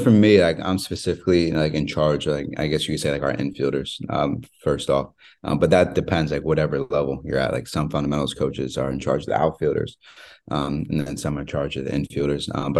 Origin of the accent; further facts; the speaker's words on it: Maryland, United States; Like, I grew up in right outside Baltimore.